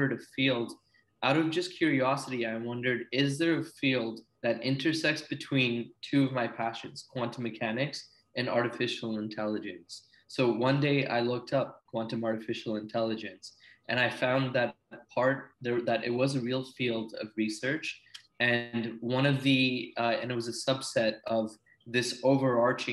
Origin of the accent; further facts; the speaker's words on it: Silicon Valley, California, United States; moved away; also born or lived in Ranchi, India / British Columbia, Canada; we came to the Silicon Valley, where I spent a lot of my childhood growing up